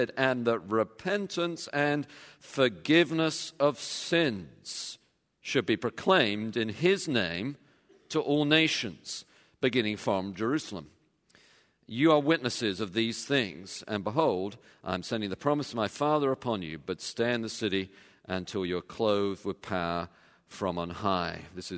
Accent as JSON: {"language": "English", "region": "England", "country": "United Kingdom", "tie": "born or raised there", "said": "When I was growing up, of course, I grew up in England."}